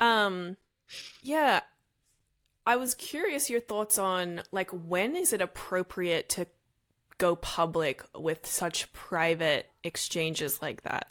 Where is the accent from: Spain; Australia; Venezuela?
Australia; now in Los Angeles, United States; I'm Australian